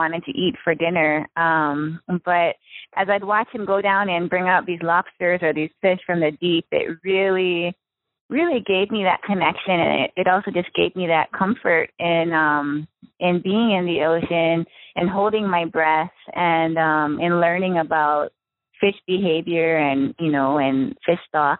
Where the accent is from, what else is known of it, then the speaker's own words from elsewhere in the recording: Maui, Hawaii, United States; I was born and raised in Hawaii. I grew up on the island of Maui